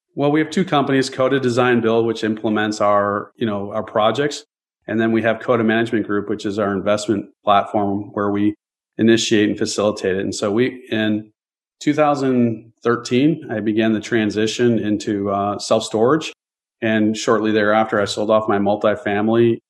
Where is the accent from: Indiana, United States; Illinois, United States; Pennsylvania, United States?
Illinois, United States; Chicago; I grew up in the Chicagoland area